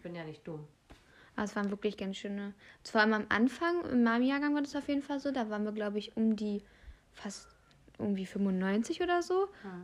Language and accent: German; Brandenburg, Germany; hier bei uns in Brandenburg